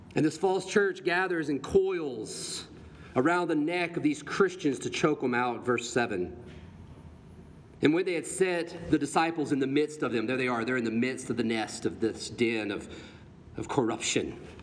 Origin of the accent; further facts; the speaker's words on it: the Bible Belt, United States; in the Bible Belt where I grew up